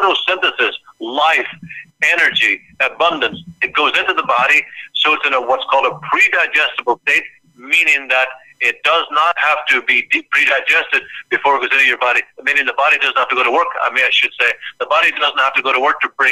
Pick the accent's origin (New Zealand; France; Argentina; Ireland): Ireland; moved away as an adult; now in United States; when I grew up in Ireland